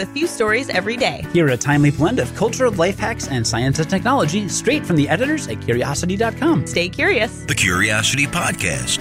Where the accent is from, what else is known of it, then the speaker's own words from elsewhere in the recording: Chicago, Illinois, United States; I'm from Chicago